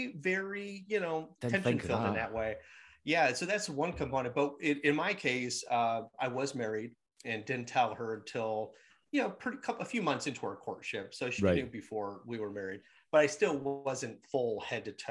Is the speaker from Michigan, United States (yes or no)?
yes; Michigan, United States; born or raised there; moved away as an adult; also born or lived in New York City